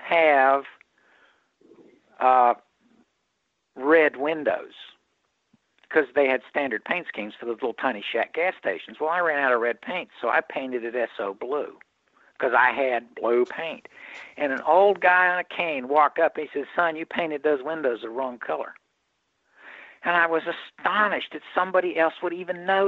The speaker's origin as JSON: {"language": "English", "town": "Indiana", "region": "Pennsylvania", "country": "United States", "tie": "born or raised there", "said": "my hometown of Pennsylvania, Indiana, Pennsylvania"}